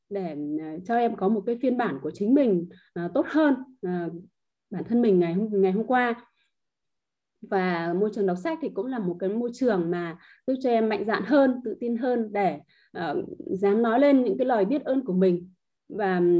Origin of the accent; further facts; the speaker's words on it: Hạ Long, Quang Ninh, Vietnam; em đến từ Hạ Long, Quảng Ninh ạ.